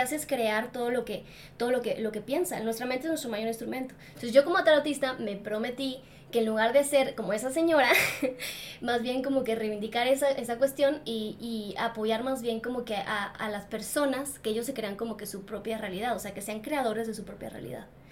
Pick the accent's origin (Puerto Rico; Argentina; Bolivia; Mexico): Mexico; soy mexicana